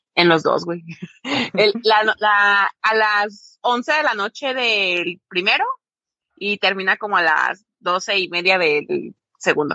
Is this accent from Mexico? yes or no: yes; Mexico; para nosotros como mexicanos la familia es una de las cosas más